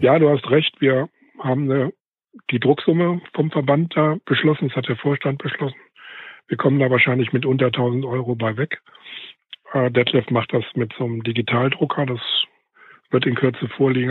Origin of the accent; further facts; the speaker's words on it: West Germany, Germany; als Wessi